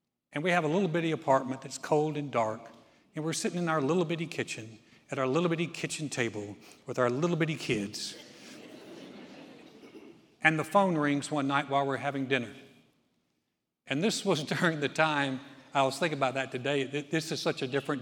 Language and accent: English; Greensboro, North Carolina, United States; also born or lived in Houston area, Texas; Joy and I started our first church in 1989 in my hometown of Greensboro, North Carolina